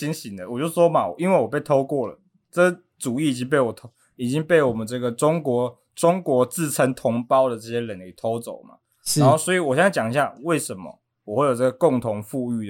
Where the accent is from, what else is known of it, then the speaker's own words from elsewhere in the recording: Taiwan; 我是台湾人嘛。